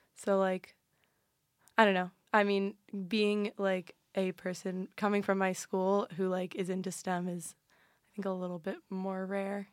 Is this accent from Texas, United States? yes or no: no; Cincinnati, Ohio, United States; moved away; I'm from Cincinnati, so Ohio all the way